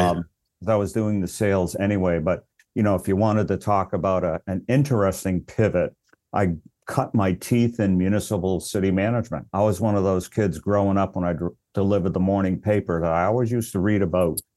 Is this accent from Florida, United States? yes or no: no; Worcester, Massachusetts, United States; also born or lived in Hyannis, Massachusetts; born and raised in Massachusetts, actually grew up in Worcester